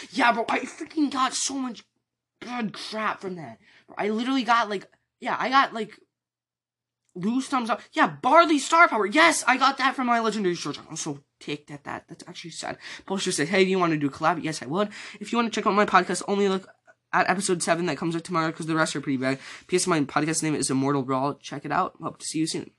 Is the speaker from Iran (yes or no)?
no; United States; I'm from the U.S. I'm in Central Time Zone.